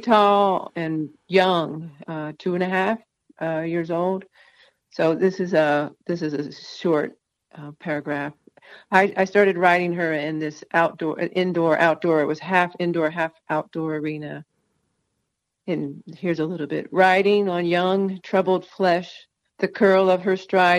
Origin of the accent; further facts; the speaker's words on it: Northeast, United States; also born or lived in North Carolina; now in New Mexico, United States; We're from the Northeast, so we talk a lot and we talk fast and we talk over each other